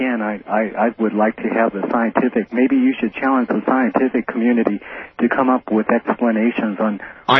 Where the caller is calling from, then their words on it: Denver, Colorado, United States; I'm calling from Denver, Colorado, via KFAB Omaha.